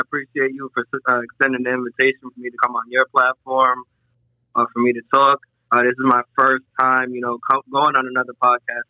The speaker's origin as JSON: {"language": "English", "town": "Providence", "region": "Rhode Island", "country": "United States", "tie": "born or raised there", "said": "I grew up in Providence, Rhode Island"}